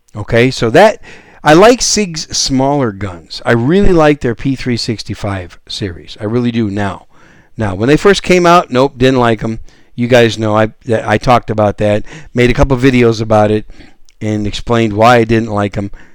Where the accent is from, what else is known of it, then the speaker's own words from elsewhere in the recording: Wisconsin, United States; moved away as an adult; also born or lived in New York City; now in San Antonio, United States; I was born in New York City and raised in Wisconsin, so I'm a Yankee